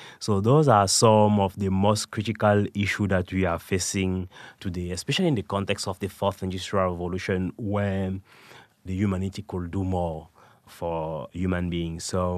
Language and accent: English; Cameroon; also born or lived in France / Canada / United Kingdom; now in United States; I was born in Cameroon and raised in Cameroon, France, Canada, before coming to the United States and spent some time in the United Kingdom as well.